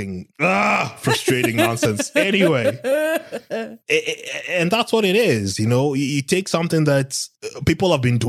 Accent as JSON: {"language": "English", "country": "Kenya", "said": "I'm fucking from Kenya."}